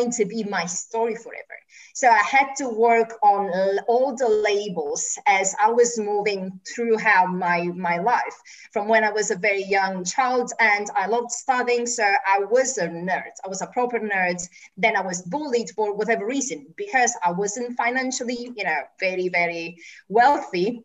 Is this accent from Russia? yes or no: no; Italy; moved away as an adult; also born or lived in Germany / United Kingdom / United States; I moved from Italy when I was 23, I went to Germany